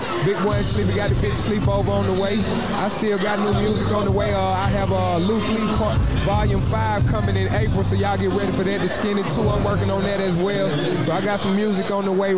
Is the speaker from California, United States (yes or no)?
no; College Park, Georgia, United States; I am from College Park, right here on this block where we